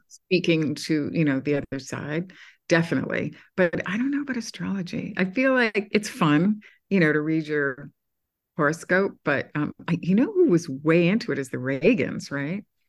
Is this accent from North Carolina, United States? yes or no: no; Massachusetts, United States; now in New York City, United States; I'm from Massachusetts